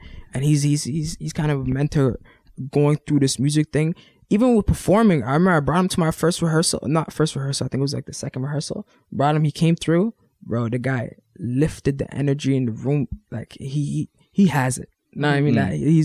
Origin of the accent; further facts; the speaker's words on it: Ottawa, Ontario, Canada; I'm from Ottawa.